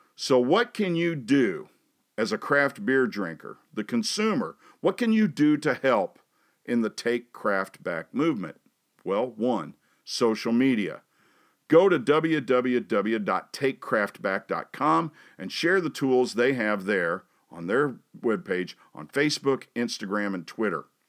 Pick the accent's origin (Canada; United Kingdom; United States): United States; Hannibal, Missouri; moved away as an adult; also born or lived in Dallas, Texas; When I was growing up in Hannibal